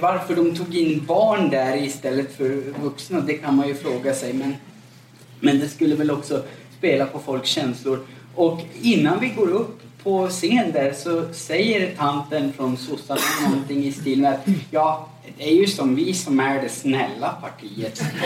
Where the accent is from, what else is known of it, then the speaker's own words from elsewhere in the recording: Gällivare, Norrbotten County, Sweden; now in Gothenburg, Sweden; jag är född och uppvuxen i eh, övre Norrlands inland, uppe i Gällivare